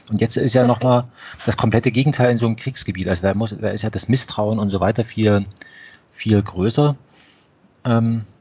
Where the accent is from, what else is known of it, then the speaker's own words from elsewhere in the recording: Germany; wie jetzt wir vielleicht als, als Deutsche Österreich betrachten. Also gehören, also wir teilen uns eine Sprache